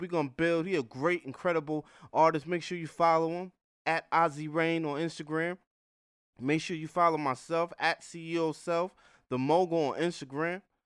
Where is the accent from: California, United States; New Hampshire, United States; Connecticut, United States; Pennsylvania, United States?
Connecticut, United States; New Haven; I grew up in New Haven, Connecticut